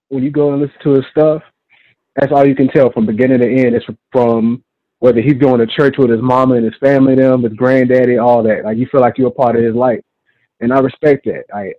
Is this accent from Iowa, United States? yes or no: no; Florence, South Carolina, United States; I'm from Florence, South Carolina.